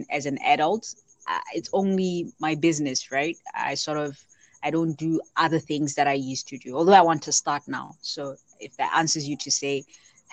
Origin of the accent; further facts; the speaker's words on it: Botswana; I come from Botswana